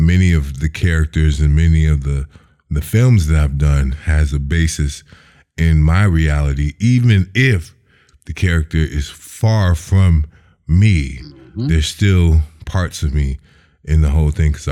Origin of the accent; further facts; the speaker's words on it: Chicago, Illinois, United States; growing up in Chicago